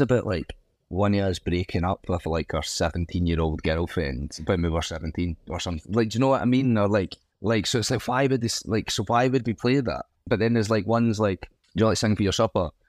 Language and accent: English; Scotland, United Kingdom; as Scottish people, we have such an affinity with Scousers